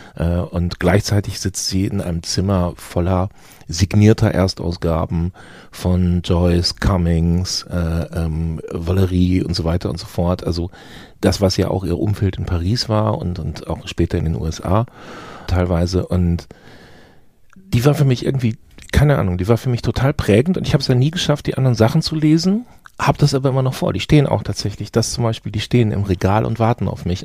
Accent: Gütersloh, North Rhine-Westphalia, Germany; also born or lived in Bielefeld; ich bin in Gütersloh geboren

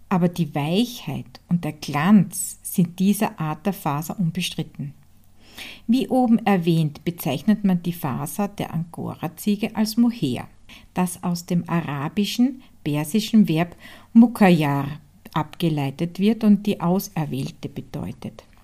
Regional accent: Hartberg, Styria, Austria; born or raised there

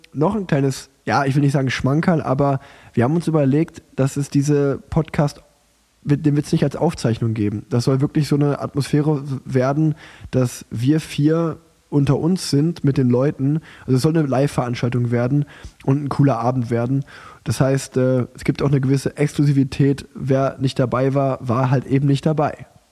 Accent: Cologne, North Rhine-Westphalia, Germany; wir beiden als Kölner

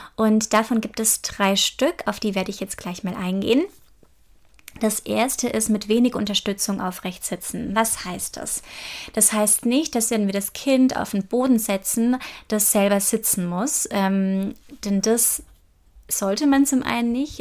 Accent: Germany; hier bei uns in Deutschland

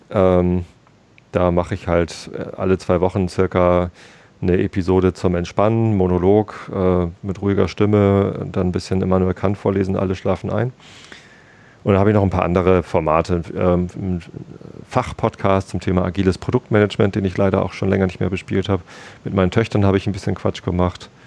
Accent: Lower Saxony, Germany; Ich bin ähm, hier auch aufgewachsen in der Ecke und bin dann zum Studieren nach Hamburg gezogen.

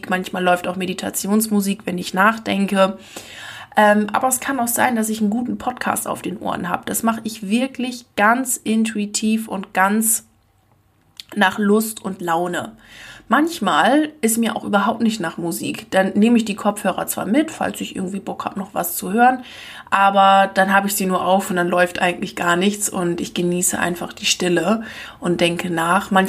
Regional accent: Lower Saxony, Germany; Ich komme ja aus Ostfriesland und ich habe das schon früher als Jugendliche gehasst wie die Pest, dass nirgends wo irgendwas los war.

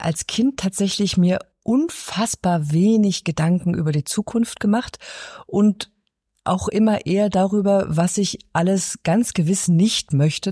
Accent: Berlin, Germany; Ich bin in Ostberlin aufgewachsen

